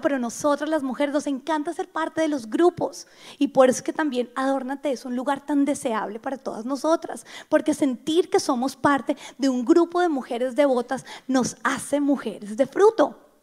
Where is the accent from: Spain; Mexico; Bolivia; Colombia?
Colombia; Bogotá; yo soy bogotana